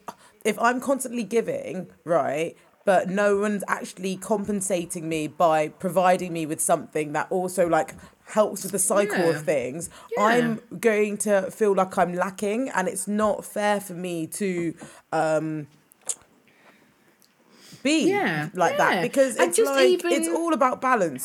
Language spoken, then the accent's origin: English; Windsor, South East England, United Kingdom; I grew up in Windsor, it doesn't mean that I had Windsor money